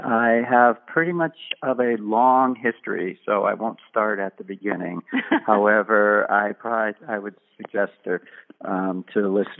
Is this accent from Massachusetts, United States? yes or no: yes; Boston, Massachusetts, United States; moved away as an adult; also born or lived in Arizona; now in St. Petersburg, United States; And that's where I come from.